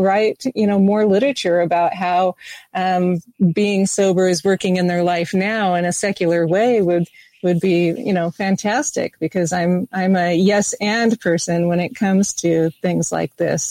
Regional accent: United States; I am American

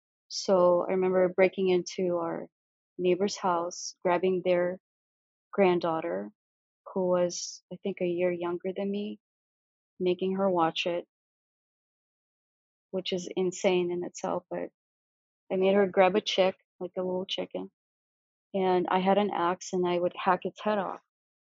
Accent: Siberia, Russia; born there; that's how I was born in Russia. I was born in Siberia.

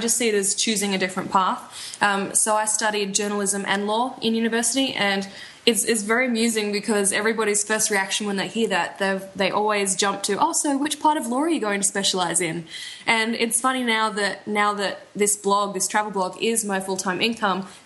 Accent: Australia; moved away; I'm from Australia

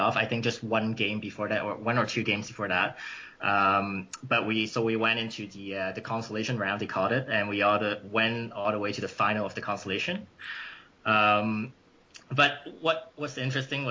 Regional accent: Markham, Ontario, Canada; moved away as an adult; also born or lived in London, Ontario; now in Ottawa, Canada; I was from Markham originally, a suburb in Toronto. So I played my junior years there.

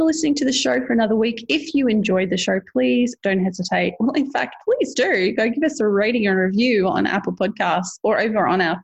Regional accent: Australia; as an Australian

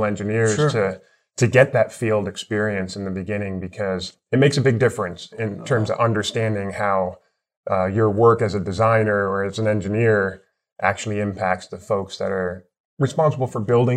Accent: New York, United States; moved away as an adult; also born or lived in Los Angeles; I'm from the East Coast

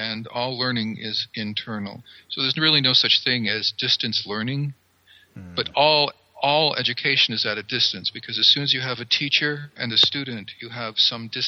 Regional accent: coastal Maine, United States; moved away as an adult; I come from Maine. I come from coastal Maine. Back in the old days, before I left Maine, I got a job and had to leave the state

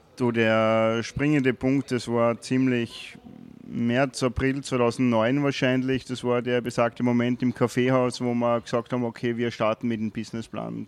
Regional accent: Wolkersdorf, Lower Austria, Austria; moved away as an adult; also born or lived in Carinthia / Vienna; in der Ortschaft in Wolkersdorf, wo ich aufgewachsen bin

